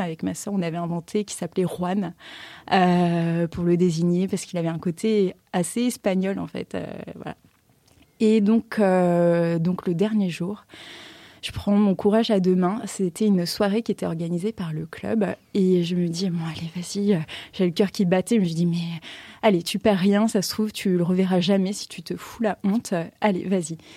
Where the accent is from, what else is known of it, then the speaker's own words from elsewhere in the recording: Paris, Île-de-France, France; moi, j'étais de Paris